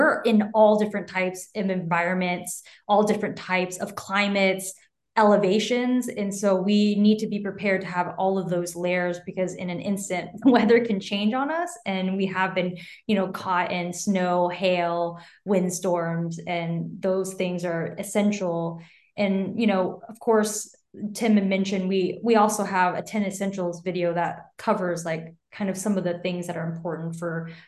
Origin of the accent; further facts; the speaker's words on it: Taiwan; So I'm from Taiwan originally, and my parents live there now.